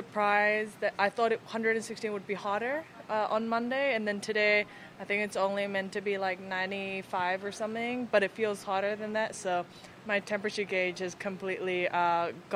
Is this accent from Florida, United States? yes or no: yes; Florida, United States; I'm from Florida